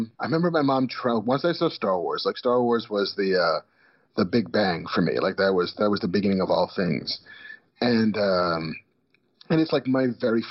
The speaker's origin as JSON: {"language": "English", "town": "New York City", "region": "New York", "country": "United States", "tie": "born or raised there", "moved": "as an adult", "lives_now": "Los Angeles, United States", "said": "I was born in the early 70s in the Bronx"}